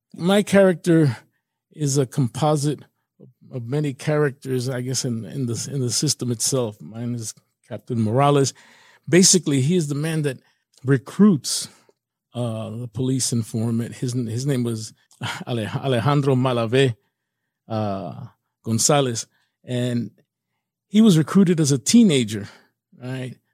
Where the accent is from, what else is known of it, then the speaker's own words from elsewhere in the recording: New York, United States; I'm from New York originally, born in New York, Puerto Rican family